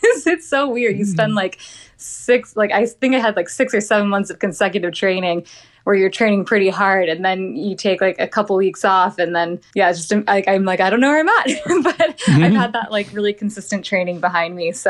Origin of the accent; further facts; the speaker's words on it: Midwest, United States; moved away as an adult; also born or lived in East Coast / Arizona; I grew up in the Midwest, so I didn't know what dry heat was like.